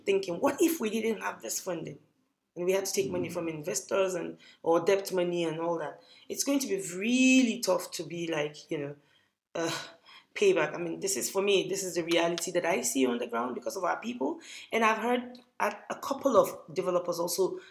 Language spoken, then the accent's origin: English; Kaduna, Kaduna State, Nigeria; growing up in Kaduna